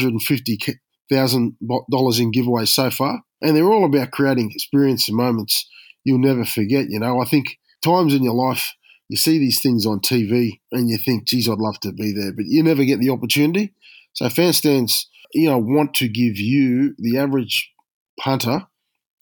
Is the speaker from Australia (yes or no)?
yes; Australia; being an Aussie